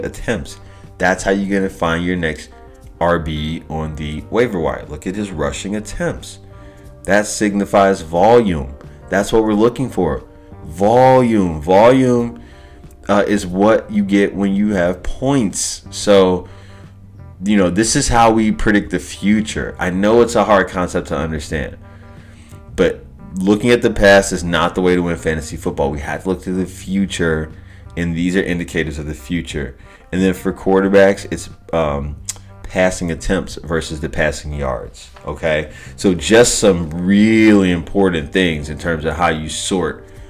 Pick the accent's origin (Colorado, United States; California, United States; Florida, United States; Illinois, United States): Illinois, United States; Chicago; now in Los Angeles, United States; I'm from Chicago. I'm living out of LA now, but I'm from Chicago